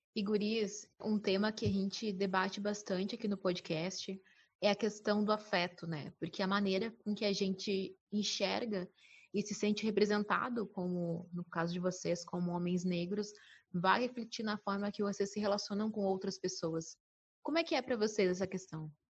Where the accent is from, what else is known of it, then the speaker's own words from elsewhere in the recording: Bagé, Rio Grande do Sul, Brazil; now in Porto Alegre, Brazil; eu moro em Porto Alegre, mas sou de Bagé